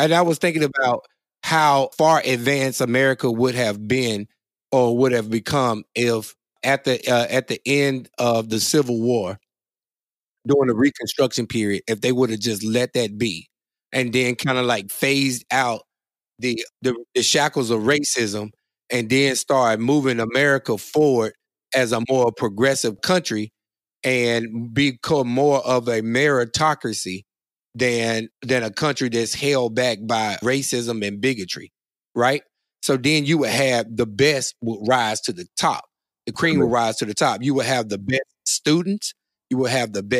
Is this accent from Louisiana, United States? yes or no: yes; Monroe, Louisiana, United States; I'm from Monroe, Louisiana